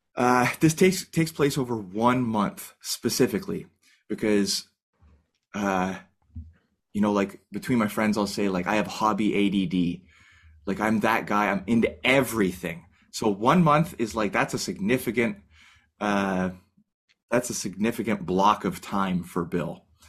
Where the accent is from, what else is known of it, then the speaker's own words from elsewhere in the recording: Canada; as a Canadian